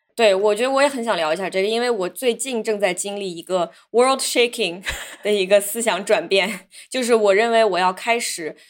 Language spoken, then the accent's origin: Chinese; China; moved away; 我小时候虽然是在中国长大